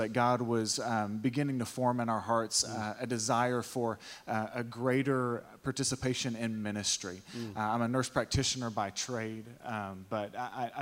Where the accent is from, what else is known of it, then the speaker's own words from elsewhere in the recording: East Texas, United States; My wife and I, we were born and raised in East Texas and thought we would live the entirety of our life here